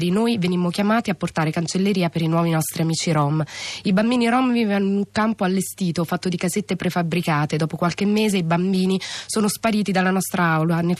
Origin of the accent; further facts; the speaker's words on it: Italy; born there; Io sono nata in Italia, ho la carta d'identità italiana, però il mio passaporto è della Bosnia e ogni anno devo dare le mie impronte digitali per rinnovare il mio permesso di soggiorno. Ma la mia identità è ancora un'altra. Io sono Rom.